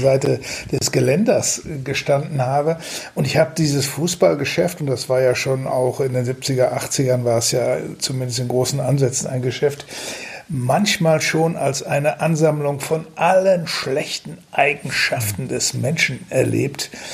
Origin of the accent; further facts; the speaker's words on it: Datteln, North Rhine-Westphalia, Germany; now in Düsseldorf, Germany; von meiner Heimatstadt Datteln